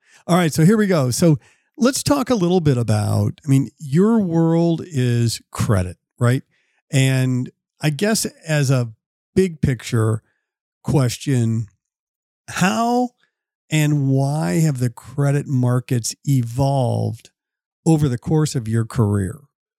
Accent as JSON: {"language": "English", "area": "outside of St. Louis", "region": "Missouri", "country": "United States", "tie": "born or raised there", "said": "I grew up outside of St. Louis"}